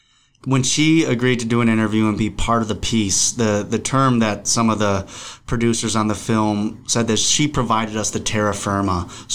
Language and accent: English; Cleveland, Ohio, United States; born or raised there; moved away; also born or lived in Berkeley, California